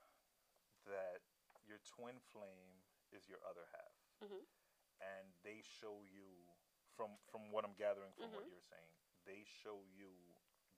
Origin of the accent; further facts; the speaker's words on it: United States; I'm American